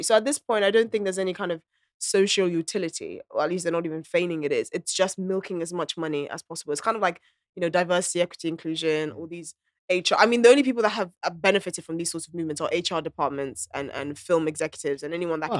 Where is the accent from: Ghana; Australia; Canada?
Ghana; moved away; I grew up in Ghana